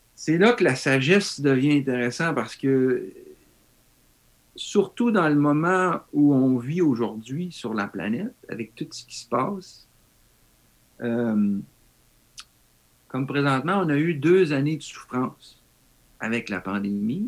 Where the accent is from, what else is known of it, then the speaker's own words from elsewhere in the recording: Val-d'Or, Quebec, Canada; moved away as an adult; also born or lived in Germany; now in Japan; Moi, venant même de l'Abitibi, de Val d'Or